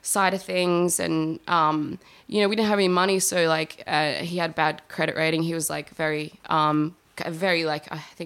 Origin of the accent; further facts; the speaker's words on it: Adelaide, South Australia, Australia; moved away as an adult; also born or lived in Woodend; now in Melbourne, Australia; I had grown up in, you know, like the eastern suburbs of Adelaide